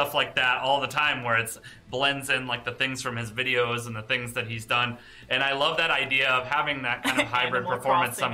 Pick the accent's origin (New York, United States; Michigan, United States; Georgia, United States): Michigan, United States; Detroit; Detroit is my hometown